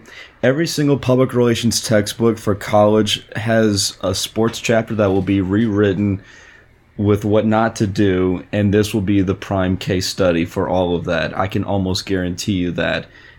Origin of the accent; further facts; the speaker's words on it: Louisiana, United States; my home state of Louisiana